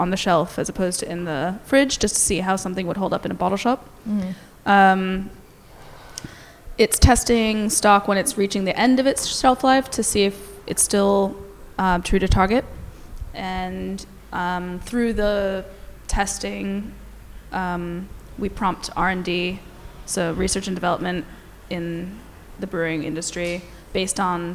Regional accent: New Jersey, United States; moved away as an adult; also born or lived in New Zealand; now in Melbourne, Australia; I actually am from New Jersey

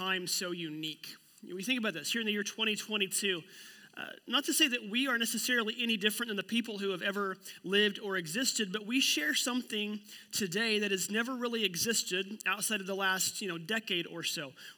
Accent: Oklahoma, United States; moved away; I'm from Oklahoma

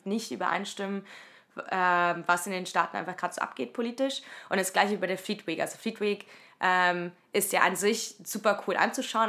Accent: Leipzig, Saxony, Germany; moved away as an adult; also born or lived in Cologne; in Leipzig, wo ich aufgewachsen bin

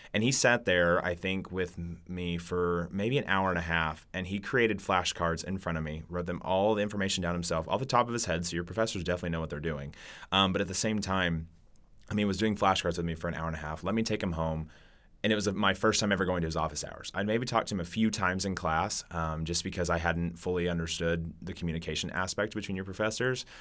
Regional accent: Catoosa, Oklahoma, United States; now in Stillwater, United States; coming from a small town in Catoosa, you know, in Oklahoma, then coming to Stillwater

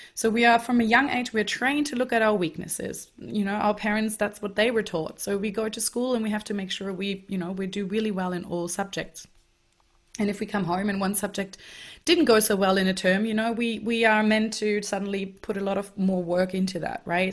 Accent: Germany; moved away; I grew up in Germany, um, so I'm German, and I went to high school there and also university

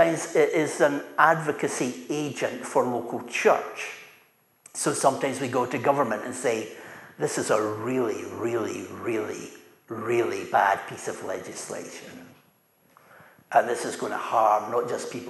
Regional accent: Dunfermline, Scotland, United Kingdom; I'm from Dunfermline

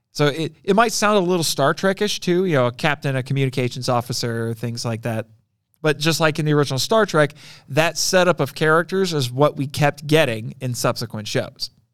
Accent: Indiana, United States; I'm from Indiana

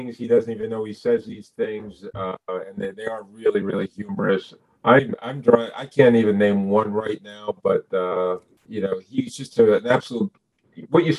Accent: Montclair, New Jersey, United States; my hometown of Montclair, New Jersey

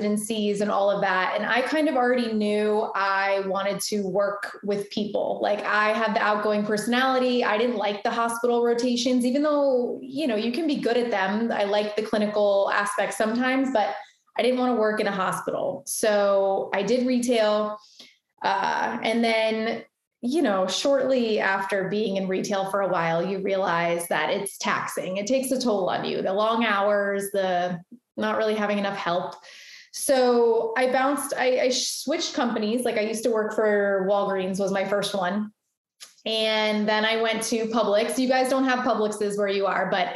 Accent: Boca Raton, Florida, United States; also born or lived in Deerfield Beach, Florida; now in Fort Lauderdale, United States; I am born and raised in South Florida

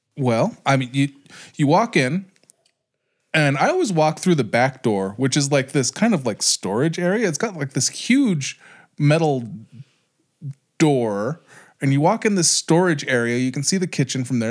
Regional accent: Pueblo, Colorado, United States; growing up in Pueblo

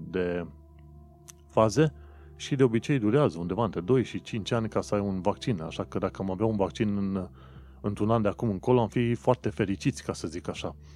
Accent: Romania; mă gândeam și eu, ca un român oarecare, uh, de ce oare nu ne-am fi putut bucura și noi de această zi?

